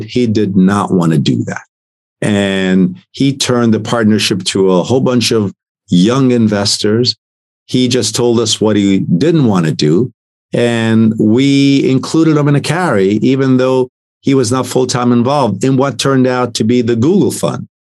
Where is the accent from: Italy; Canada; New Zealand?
Italy; now in United States; I'm an immigrant from Italy.